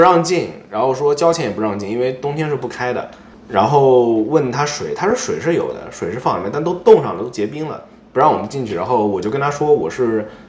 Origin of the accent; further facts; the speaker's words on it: Nantong, Jiangsu, China; moved away as an adult; 我也是本地人，我当年毕业的那所学校，我是南通中学的，这个学校在我们那边儿还是比较厉害的